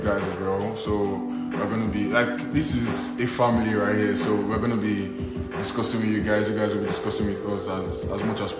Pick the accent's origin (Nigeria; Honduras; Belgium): Nigeria; I'm Nigerian. If you didn't really know, I'm Nigerian